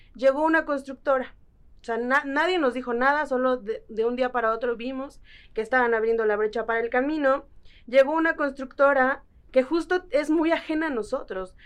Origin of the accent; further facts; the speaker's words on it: Lerma, State of Mexico, Mexico; soy de una comunidad indígena otomí que se llama Huitzicilapan en el municipio de Lerma, en el Estado de México